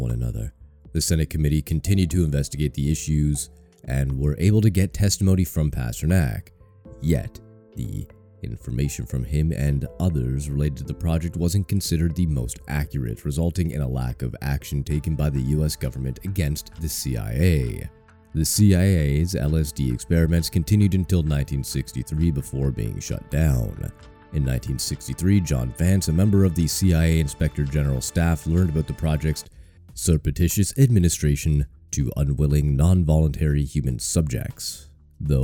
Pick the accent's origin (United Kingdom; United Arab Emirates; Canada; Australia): Canada; I'm from Canada.